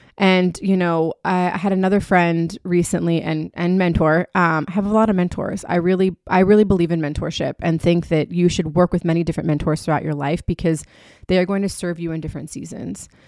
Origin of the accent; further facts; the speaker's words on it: Key West, Florida, United States; my hometown of Key West